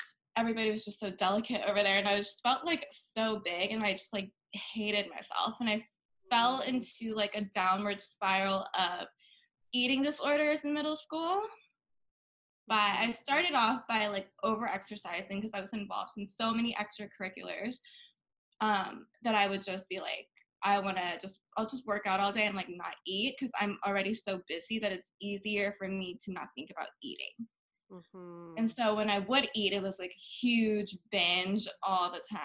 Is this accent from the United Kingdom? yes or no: no; Bangkok, Thailand; now in United States; I was born and raised in Bangkok, and in Thailand, I always was raised, thanks to my parents, in like a little bit more of an Americanized environment